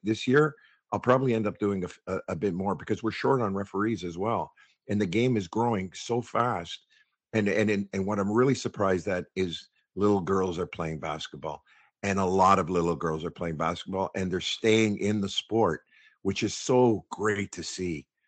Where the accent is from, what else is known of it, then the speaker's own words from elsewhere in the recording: Toronto, Ontario, Canada; Born and raised in the West End of Toronto, around the Hyde Park area